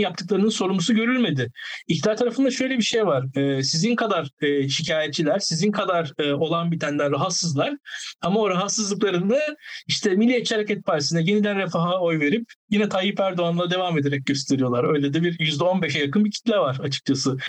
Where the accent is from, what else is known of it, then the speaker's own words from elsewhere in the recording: İzmir, Turkey; ben İzmir'liyim